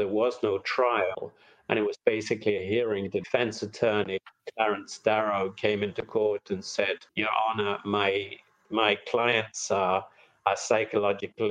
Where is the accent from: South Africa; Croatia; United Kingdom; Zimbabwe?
United Kingdom; England; moved away as an adult; now in United States; I came from England to study at Penn